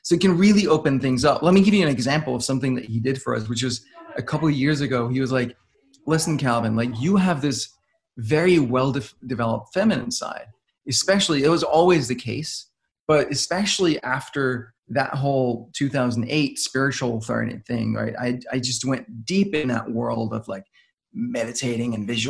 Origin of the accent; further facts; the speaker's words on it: Denmark; I'm from Denmark.